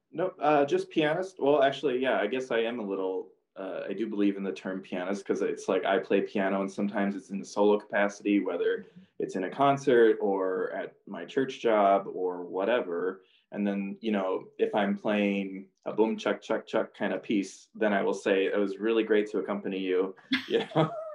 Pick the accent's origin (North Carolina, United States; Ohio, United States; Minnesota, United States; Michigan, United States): Minnesota, United States; Two Harbors; moved away as an adult; also born or lived in Iowa; I'm from Two Harbors, which is not a big town by any means